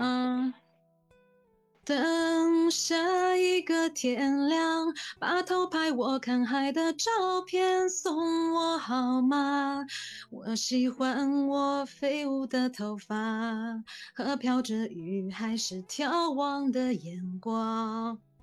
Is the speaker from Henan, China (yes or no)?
no; Shanghai, China; 我是在魔都上海出生，长大工作